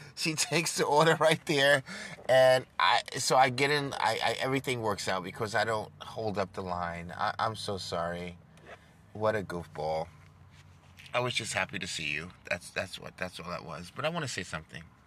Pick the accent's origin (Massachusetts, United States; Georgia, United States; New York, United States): New York, United States; New York City; moved away as an adult; also born or lived in Dubai / Dallas; Growing up in New York City and South Jamaica, 80s and 90s